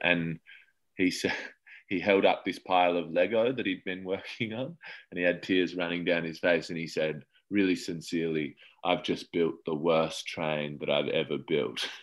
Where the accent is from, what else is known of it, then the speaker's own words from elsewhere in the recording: Adelaide, South Australia, Australia; moved away as an adult; now in Melbourne, Australia; I grew up in Adelaide